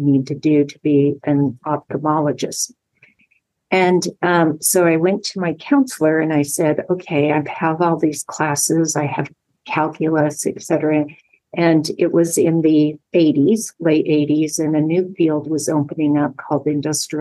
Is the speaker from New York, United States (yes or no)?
no; Utah, United States; moved away as an adult; also born or lived in Los Angeles, California; I grew up in Utah